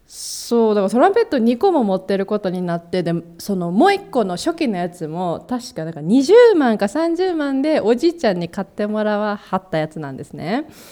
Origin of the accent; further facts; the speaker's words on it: Kansai, Japan; うちら関西人ではあるんですけども